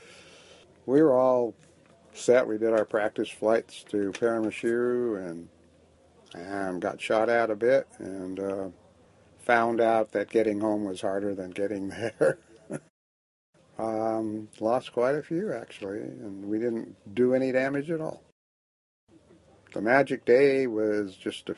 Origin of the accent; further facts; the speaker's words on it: California, United States; also born or lived in Calexico, California; I'm from California. I was born in a place I don't remember called Calexico